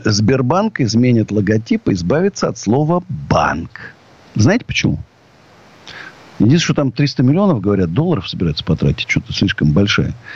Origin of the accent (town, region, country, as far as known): Russia